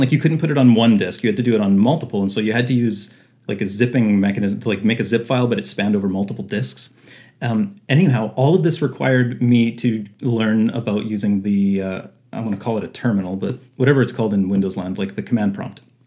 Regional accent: Winnipeg, Manitoba, Canada; I was born and raised in Winnipeg, uh, Manitoba, Canada.

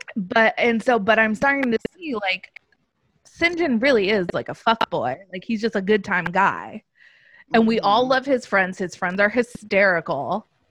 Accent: Los Angeles, California, United States; also born or lived in New York; now in Orlando, United States; I'm from Los Angeles. Now I live in Orlando.

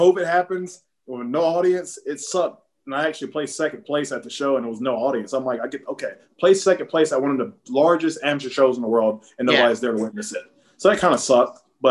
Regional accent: Statesville, North Carolina, United States; now in Hawaii, United States; Yeah, I'm originally from North Carolina. Statesville.

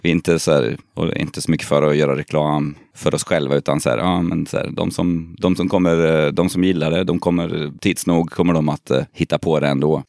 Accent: Kristinehamn, Värmland, Sweden; moved away; vi är från Kristinehamn båda två

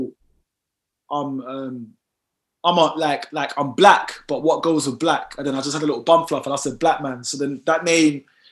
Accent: London, United Kingdom; I'm born and raised in the United Kingdom in London, East London, Stratford

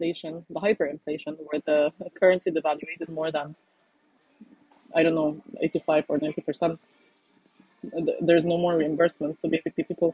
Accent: Lebanon; I'm from Lebanon

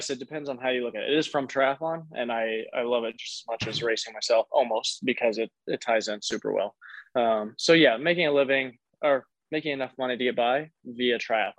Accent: Indianapolis, Indiana, United States; moved away as an adult; also born or lived in Boulder, Colorado; now in Louisville, Colorado, United States; I'm 26 years old. I'm from Indianapolis, Indiana originally. I moved out to Colorado at about age 18

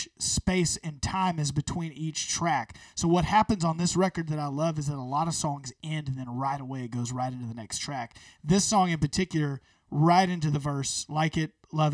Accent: United States; I grew up in Shelby County

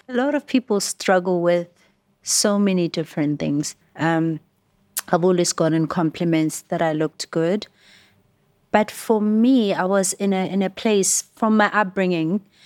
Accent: Johannesburg, Gauteng, South Africa; I was born and raised in Alex

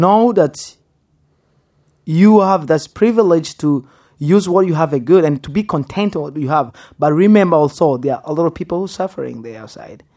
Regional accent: Goma, North Kivu, DR Congo; English is a second language; now in Texas, United States; I was born in Congo. Which place? Goma. Which place? Birere.

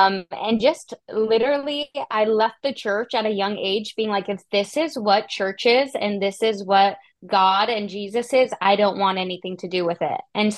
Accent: Canada; now in United States; I felt him call me to the US, and I'm from Canada

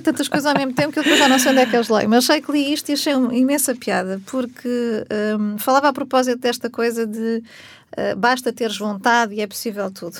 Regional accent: Portugal; nós enquanto portugueses típicos que somos

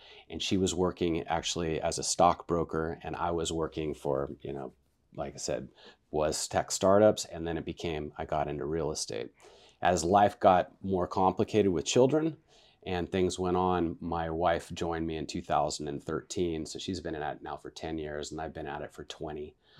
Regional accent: Vacaville, California, United States; also born or lived in Wichita Falls, Texas; I was born in Texas, Wichita Falls, Texas. And then my father came out, and he was a military guy, and he went to Travis Air Force Base. So I was raised in Vacaville, Califor

